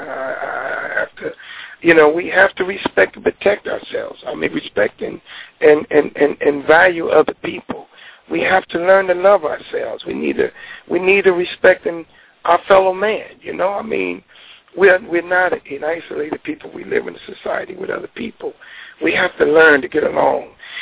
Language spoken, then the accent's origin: English; United States; I come from America